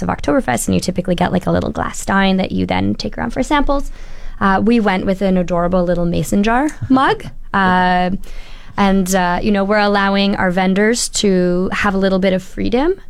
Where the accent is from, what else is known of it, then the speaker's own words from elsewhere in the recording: Ontario, Canada; now in Fort McMurray, Canada; I'm originally from Ontario